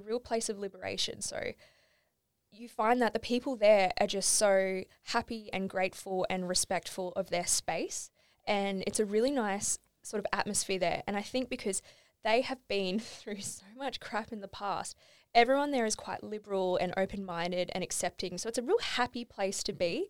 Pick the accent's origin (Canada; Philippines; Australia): Australia; moved away; I went back home to, Alboro is my hometown